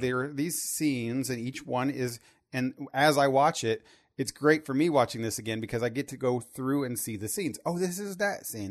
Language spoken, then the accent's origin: English; Terre Haute, Indiana, United States; I'm from Terre Haute, Indiana